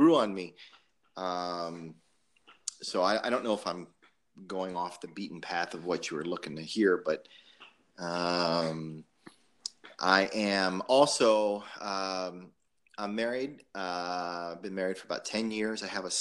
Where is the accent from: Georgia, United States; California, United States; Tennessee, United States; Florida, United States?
Florida, United States; just outside of Davie; I grew up just outside of Davie